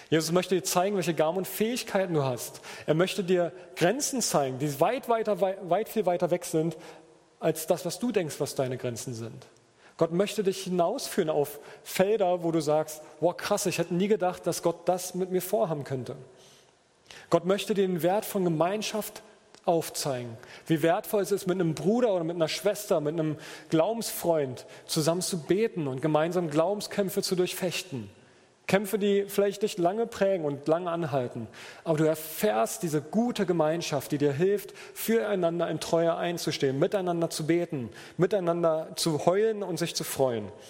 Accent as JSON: {"language": "German", "region": "Berlin", "country": "Germany", "said": "ich komme ja aus Berliner, ich glaube, hier sagt man schleckig, ne?"}